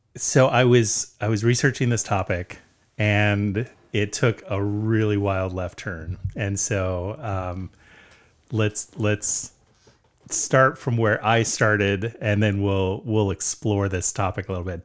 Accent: Southern California, United States; moved away; also born or lived in Vancouver, Washington; we grew up in Southern California

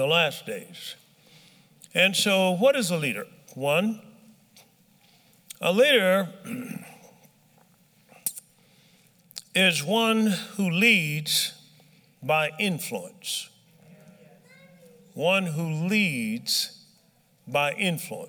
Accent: Tuskegee, Alabama, United States; I was born in Tuskegee

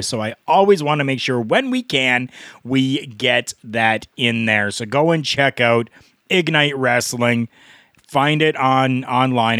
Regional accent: Canada; I'm Canadian. I call it pop.

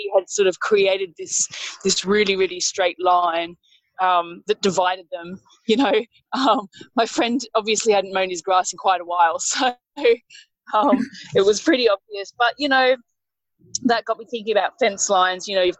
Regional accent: Sydney, New South Wales, Australia; I'm a writer from Sydney

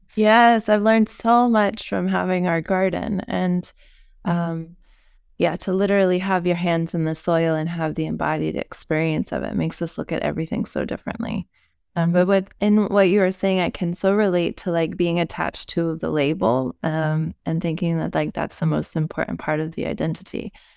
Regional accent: United States; moved away as an adult; now in Europe; as an American, and, um, being American, but living in Europe for the last decade of my life

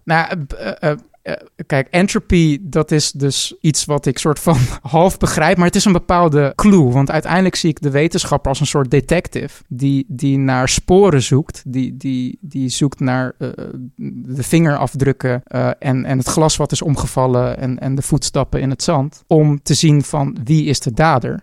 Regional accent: Netherlands; wij als Nederlander

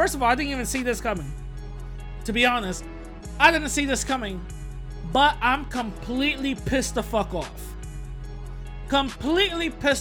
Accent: New York City, New York, United States; my old neighborhood where I grew up in East Tremont, right? I posted a picture of it. It's East Tremont and Anthony right there in the Bronx.

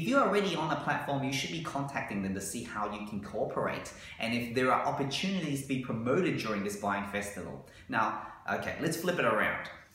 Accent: Australia; we as Australian business owners

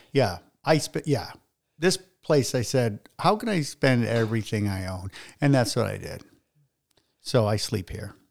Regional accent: Salem, Massachusetts, United States; I was born in Salem, uh, on Bert, Bertini Lane, which is still there

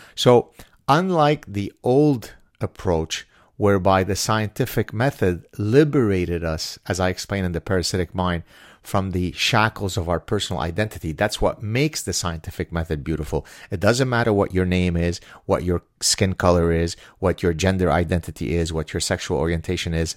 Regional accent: Lebanon; now in Canada; I'm from the Middle East, therefore I'm a Jew of color

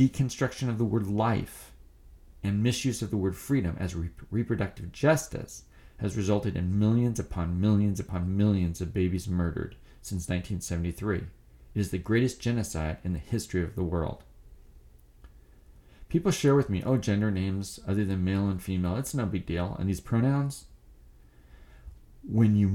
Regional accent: United States; As an American

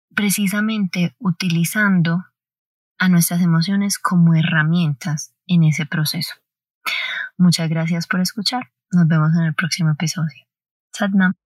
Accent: Colombia; nací el 16 de diciembre, etc. no, soy de Colombia

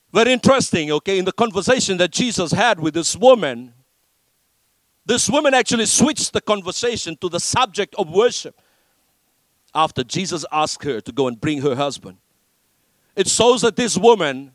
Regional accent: Fiji; I grew up in Fiji

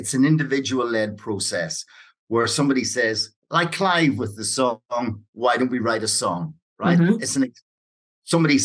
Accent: Ireland; when I grew up in Ireland

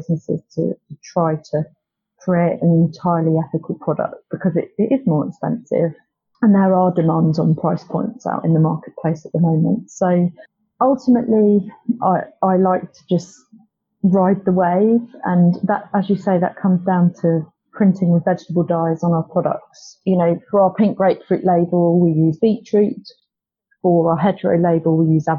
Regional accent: Cornwall, South West England, United Kingdom; I grew up in Cornwall

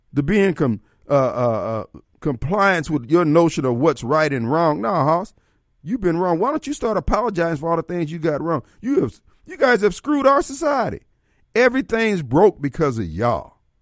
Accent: Decatur, Illinois, United States; also born or lived in Joliet, Illinois; my hometown, Decatur, Illinois, and then where I went to high school in Joliet

